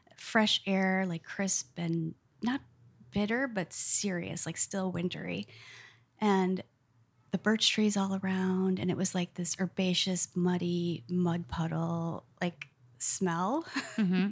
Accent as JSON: {"language": "English", "region": "North Woods", "country": "United States", "tie": "born or raised there", "said": "I grew up in the North Woods and was outside all the time"}